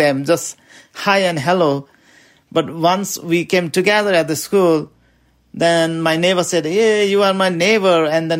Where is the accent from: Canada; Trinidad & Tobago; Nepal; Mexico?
Nepal; now in Burlington, United States; And I live in Burlington, Vermont. I came from Nepal, and this is my 8th year in Vermont, and I love this place.